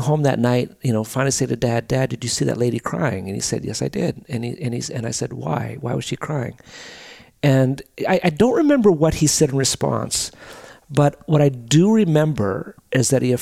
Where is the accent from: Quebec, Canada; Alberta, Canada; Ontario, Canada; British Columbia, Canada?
Alberta, Canada; Drumheller; also born or lived in Calgary; My dad moved to Drumheller, Alberta when I was 6.